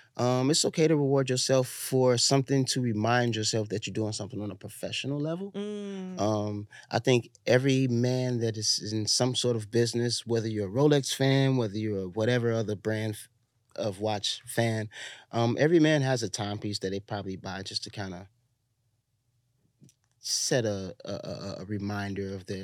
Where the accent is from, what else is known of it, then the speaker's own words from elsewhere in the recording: Chicago, Illinois, United States; I'm a thief. I'm from Chicago.